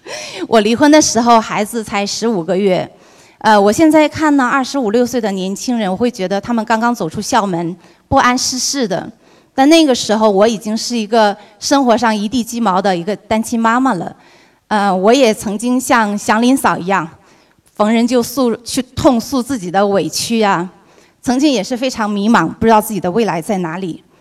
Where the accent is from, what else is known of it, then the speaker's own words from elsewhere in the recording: Dalian, Liaoning, China; now in Los Angeles, United States; 我从洛杉矶飞到我的家乡，我的家乡是辽宁大连。刚才纠正一下伟霆说的是辽宁大连。然后呢，从大连又飞到福州。